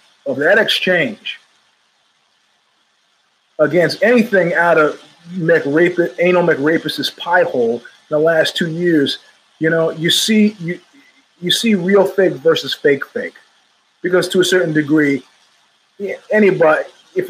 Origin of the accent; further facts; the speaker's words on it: New York City, New York, United States; moved away; also born or lived in Brooklyn / Manhattan; I was born in Queens